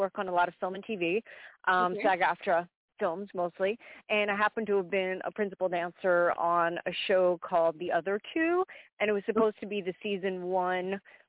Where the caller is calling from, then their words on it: Belmar, New Jersey, United States; I'm calling you from the Jersey Shore. I'm calling you from Belmar